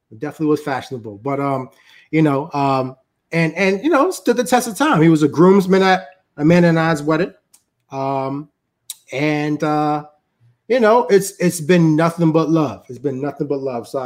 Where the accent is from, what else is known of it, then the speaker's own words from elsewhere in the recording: Jamaica; You know, so until I go to Haiti, right, I'm Jamaican.